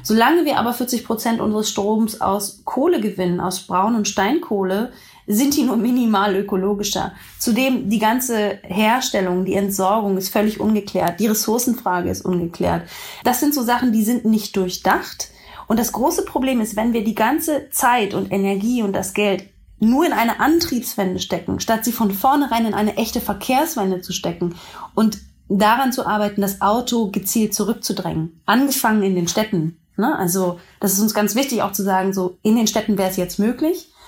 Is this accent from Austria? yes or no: no; Berlin, Germany; Ich bin ja auch Berlinerin.